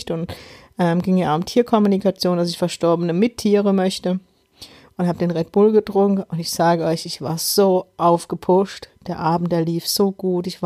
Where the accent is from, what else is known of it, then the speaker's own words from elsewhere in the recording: Electoral Palatinate, Germany; accent: Kurpfälzisch; In meinem Kurpfälzer Dialekt, ich muss immer noch lachen.